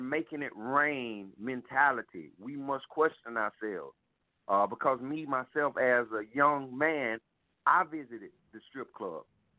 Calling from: South Carolina, United States; I'm calling from South Carolina.

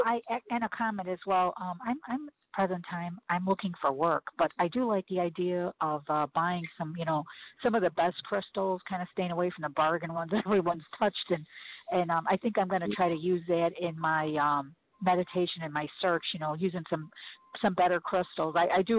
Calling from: Chicago, Illinois, United States; I'm a first-time caller. I'm calling from Chicago.

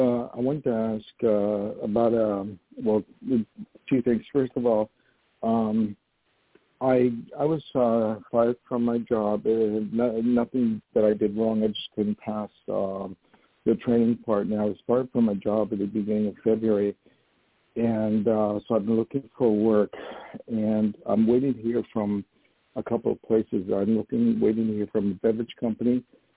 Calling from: upstate New York near Poughkeepsie, United States; I'm calling from New York.

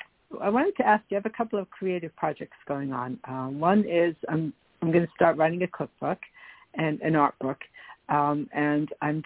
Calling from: New York, United States; It's … from New York.

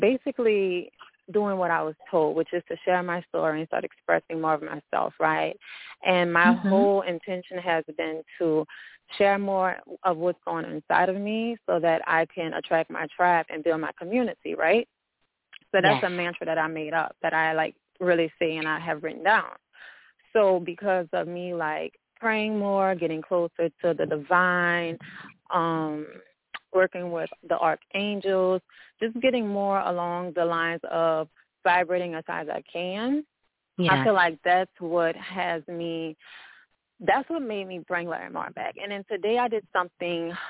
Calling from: New Orleans, Louisiana, United States; I'm calling from New Orleans, Louisiana

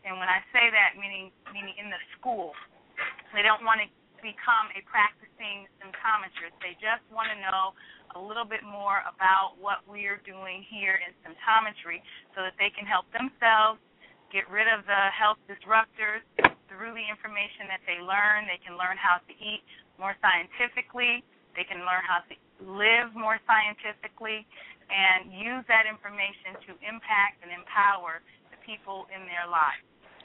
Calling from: Greensboro, United States; I'm calling from Greensboro.

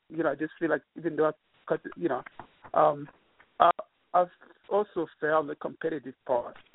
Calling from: New York, United States; from New York.

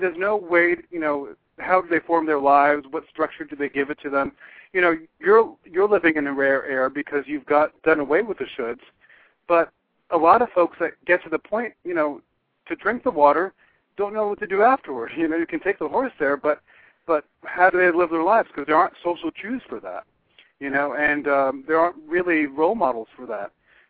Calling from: Florida, United States; from Florida.

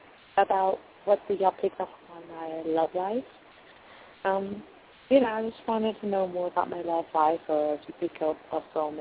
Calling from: Louisiana, United States; I'm calling from Louisiana.

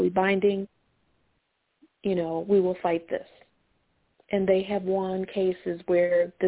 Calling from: Chicago, Illinois, United States; Hi, I'm calling from Chicago.

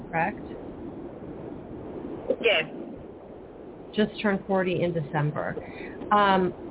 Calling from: California, United States

